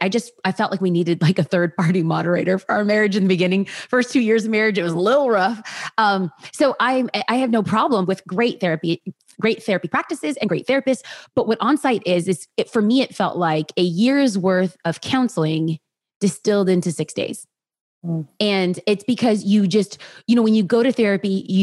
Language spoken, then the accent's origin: English; Los Angeles, California, United States; also born or lived in Orange County; born and raised in Los Angeles